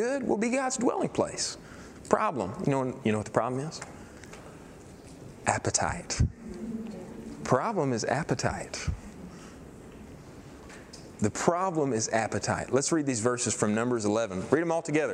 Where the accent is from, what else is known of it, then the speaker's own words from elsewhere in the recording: East Texas, United States; We're deep East Texas